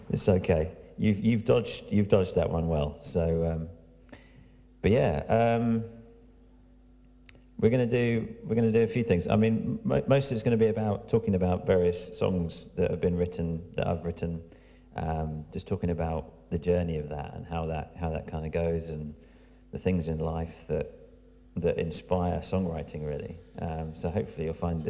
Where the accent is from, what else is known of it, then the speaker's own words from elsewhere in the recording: Diss, East of England, United Kingdom; This is where I'm from. I'm from Diss, which sounds like an amazing place.